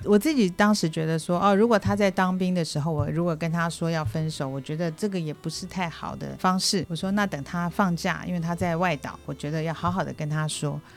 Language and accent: Chinese; Taiwan; moved away as an adult; also born or lived in Hong Kong / Shanghai; 我是台湾土生土长，然后后来我跟着先生一起去到了香港、上海，住过一段时间。那现在是退休，回来过退休生活